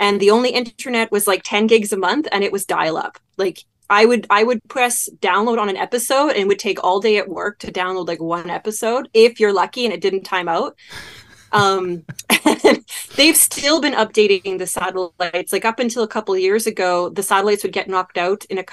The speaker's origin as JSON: {"language": "English", "region": "Manitoba", "country": "Canada", "tie": "born or raised there", "also_born_or_lived": "Canadian Arctic", "moved": "as an adult", "said": "as I grew up in Manitoba, I got my, you know, quotation marks, cold weather training."}